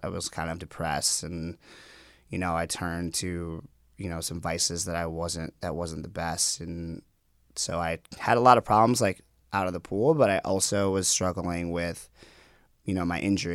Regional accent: Minnetonka, Minnesota, United States; born or raised there; also born or lived in Guatemala

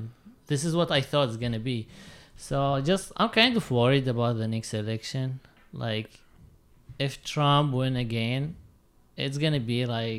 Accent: Syria; now in United States; because I'm from Syria

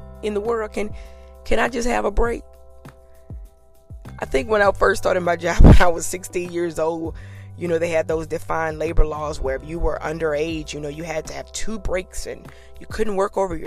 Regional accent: Louisiana, United States; I'm from Louisiana, and it's hot

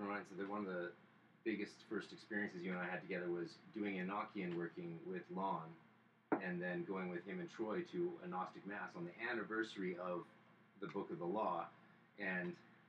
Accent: North Vancouver, British Columbia, Canada; And I grew up at 313 East 13th off Lonsdale.

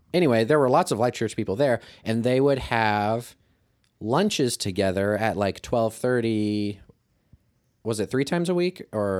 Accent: Kirksville, Missouri, United States; I'm from Kirksville. So yes. I've been around Truman since eighth grade.

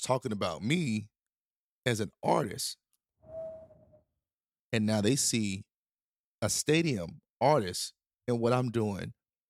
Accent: the South, United States; Country music wasn't an option though now because I grew up in the South

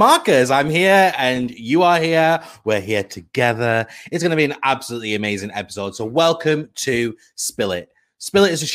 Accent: United Kingdom; we are British people. We're British people

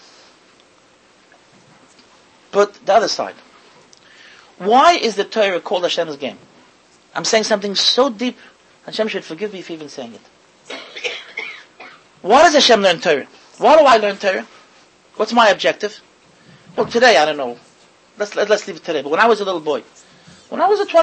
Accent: United States; I, as an American Yankee, who was a yeshiva bacher

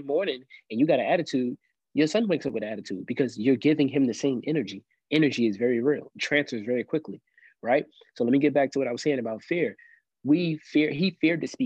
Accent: New York City, New York, United States; now in Columbia, South Carolina, United States; I grew up in Brooklyn, New York, mostly

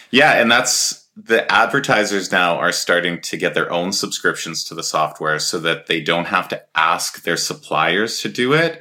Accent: Edmonton, Alberta, Canada; we're both from Edmonton area

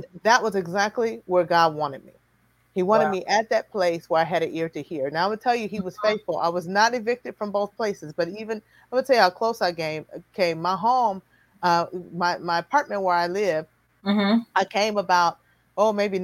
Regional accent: Chicago, Illinois, United States; moved away; I'm from Chicago.

